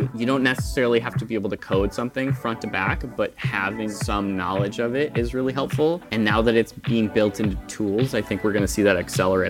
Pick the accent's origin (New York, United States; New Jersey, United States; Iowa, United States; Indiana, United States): New York, United States; Western; moved away as an adult; also born or lived in Netherlands; now in Amsterdam, Netherlands; right now, I'm a freelancer in the Netherlands. Originally, I'm from the United States. I'm from Western New York